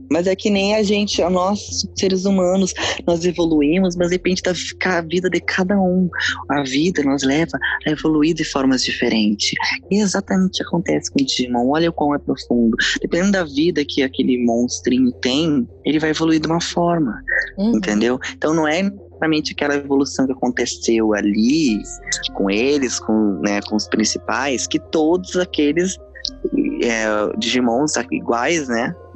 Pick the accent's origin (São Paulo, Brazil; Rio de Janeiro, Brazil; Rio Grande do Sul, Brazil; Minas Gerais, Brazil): Rio Grande do Sul, Brazil; Manoel Viana; Sou do interiorzão do Brasil, lá no Rio Grande do Sul, uma cidade maravilhosa chamada Manuel Viana